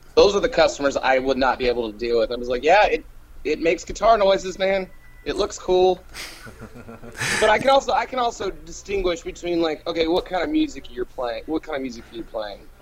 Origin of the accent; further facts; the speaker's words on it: Asheville, North Carolina, United States; also born or lived in Virginia; now in Montgomery, United States; I was born in Virginia, but I claim I claim to be from Asheville, North Carolina